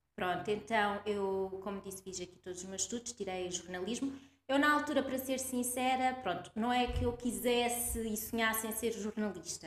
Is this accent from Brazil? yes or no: no; Coimbra, Centro, Portugal; nasci, ah, em Coimbra, cresci aqui, sempre fiquei aqui, nunca saí